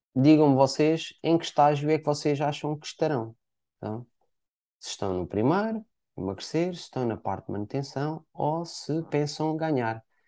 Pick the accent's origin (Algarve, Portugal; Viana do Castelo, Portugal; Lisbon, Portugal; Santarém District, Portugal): Algarve, Portugal; Portimão; eu sou cá natural de Portimão